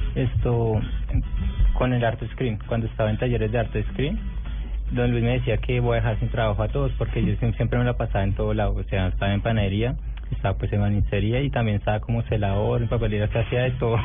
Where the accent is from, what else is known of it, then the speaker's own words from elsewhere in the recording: Meta, Colombia; Nací en Meta, el 5 de abril